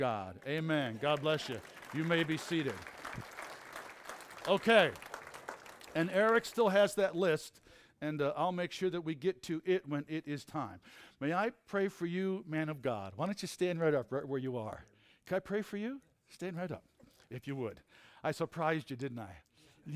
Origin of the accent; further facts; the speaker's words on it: Red Creek, New York, United States; I grew up in Red Creek, New York on Jenkins Road